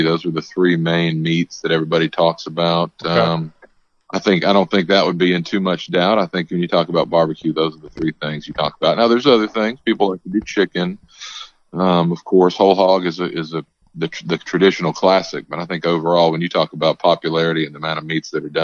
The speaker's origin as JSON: {"language": "English", "region": "Texas", "country": "United States", "tie": "born or raised there", "said": "my home state of Texas"}